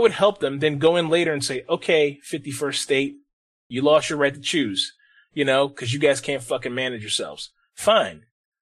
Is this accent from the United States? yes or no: yes; United States; I love being American